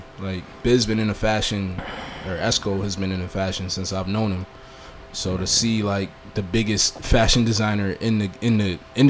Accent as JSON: {"language": "English", "town": "Buffalo", "region": "New York", "country": "United States", "also_born_or_lived": "Syracuse", "said": "I would tell people I was from Buffalo"}